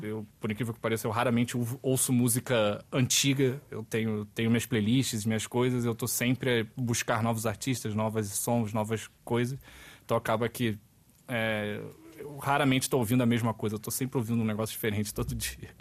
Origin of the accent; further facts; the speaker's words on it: Rio de Janeiro, Brazil; moved away as an adult; now in Portugal; da onde eu venho, do Rio de Janeiro